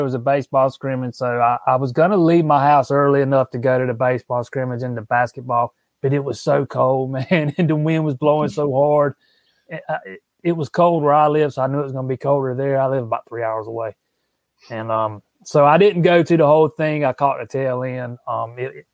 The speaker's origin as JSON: {"language": "English", "town": "Florence", "region": "South Carolina", "country": "United States", "also_born_or_lived": "Charleston, South Carolina", "said": "I'm from Florence, but I lived in Charleston for a little while"}